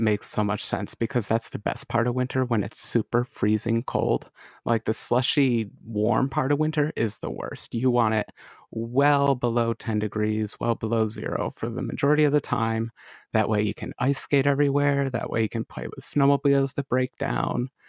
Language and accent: English; Lockport, New York, United States; a little town called Lockport